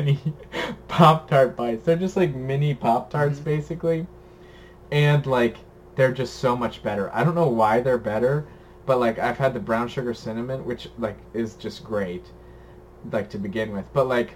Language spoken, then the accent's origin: English; Ohio, United States; I was born in Ohio.